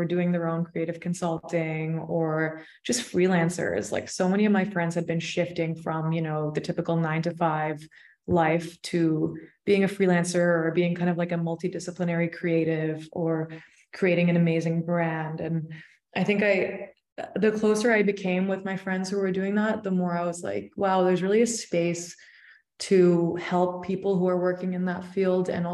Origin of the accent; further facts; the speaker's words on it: Toronto, Ontario, Canada; moved away as an adult; also born or lived in London; I initially left Toronto when I was like, just when I finished high school, when I was like 18